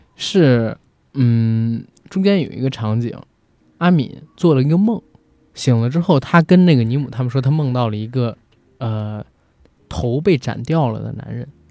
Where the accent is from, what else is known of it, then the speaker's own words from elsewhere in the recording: China; 首先当然首当其冲的就是我们是中国人